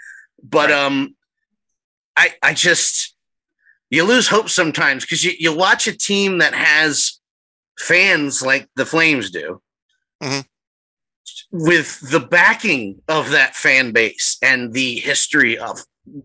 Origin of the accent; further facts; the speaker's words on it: United States; as an American hockey fan